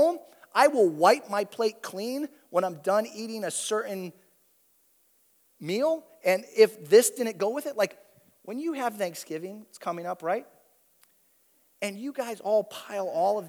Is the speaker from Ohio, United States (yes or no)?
yes; Toledo, Ohio, United States; I grew up in Toledo